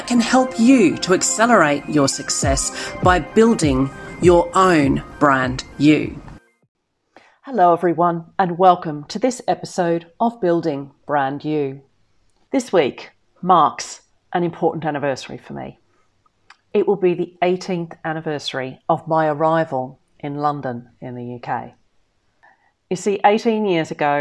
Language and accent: English; Melbourne, Victoria, Australia; moved away as an adult; now in United Kingdom; Melbourne's been my hometown since I was 10 years old. I'd done my secondary schooling there, I'd gone to university in Melbourne